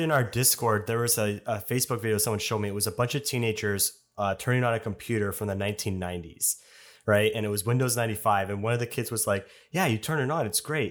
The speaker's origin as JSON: {"language": "English", "country": "Canada", "said": "I'm a Canadian"}